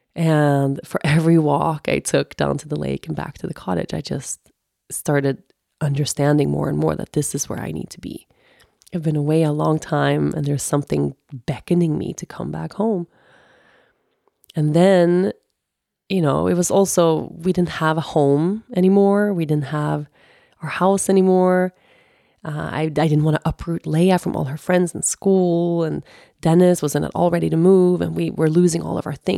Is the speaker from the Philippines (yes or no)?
no; Sweden; moved away; also born or lived in Costa Rica / United States / Aruba; I lived literally fif, fifteen years I was away from Sweden